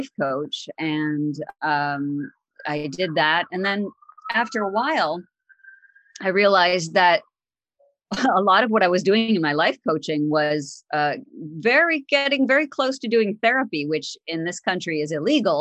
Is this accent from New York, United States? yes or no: yes; upstate New York, United States; also born or lived in Northern Illinois; I actually am a pretty much a native New Yorker, although I was born in Illinois, in Northern Illinois, but my family moved down to New York, the New York, upstate New York area